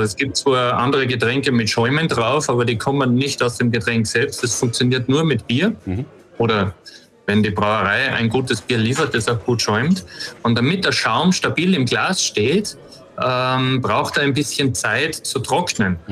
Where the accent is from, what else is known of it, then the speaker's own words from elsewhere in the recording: Austria; ich bin ja aus Österreich